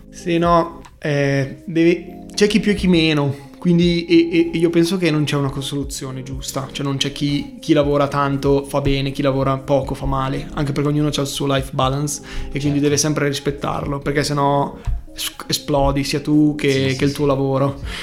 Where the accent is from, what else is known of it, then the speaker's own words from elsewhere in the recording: Bergamo, Lombardy, Italy; accent: Bergamasque; also born or lived in Milan; è un po' pesante il nostro accento